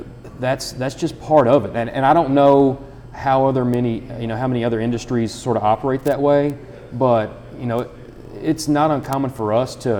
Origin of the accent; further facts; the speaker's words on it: Nicholas County, Kentucky, United States; also born or lived in Harrison County, Kentucky; now in Cynthiana, United States; I am from Nicholas County